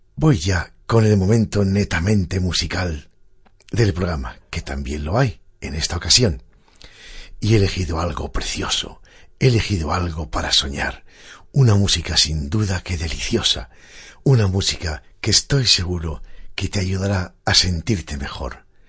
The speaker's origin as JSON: {"language": "Spanish", "region": "Galicia", "country": "Spain", "tie": "born or raised there", "also_born_or_lived": "Asturias", "moved": "as an adult", "said": "pasé allí gran parte de mi vida, primero como estudiante desde los cinco hasta los diecisiete años"}